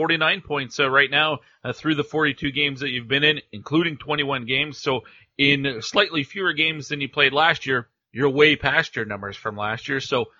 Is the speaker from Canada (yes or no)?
yes; Cold Lake, Alberta, Canada; I'm familiar with Wainwright, being a Cold Lake guy myself